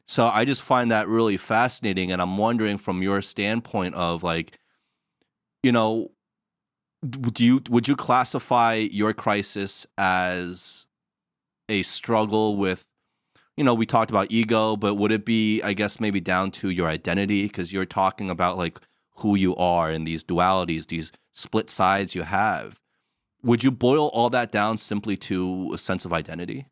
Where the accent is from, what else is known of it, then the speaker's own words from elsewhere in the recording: United States; moved away as an adult; now in China; we're from the States, but we're living in China